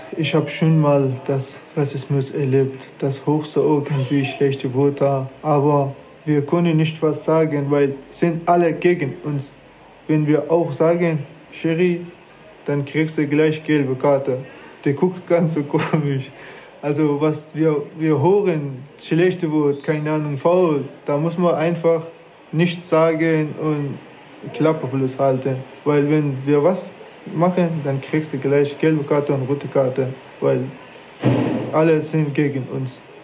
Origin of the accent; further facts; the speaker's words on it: Afghanistan; German is a second language; now in Germany; Ich komme aus Afghanistan